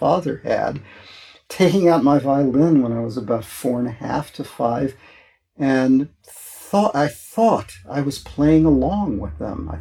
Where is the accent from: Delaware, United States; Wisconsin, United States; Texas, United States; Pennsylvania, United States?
Wisconsin, United States; Milwaukee; moved away as an adult; now in San Francisco, United States; I grew up in Milwaukee, Wisconsin.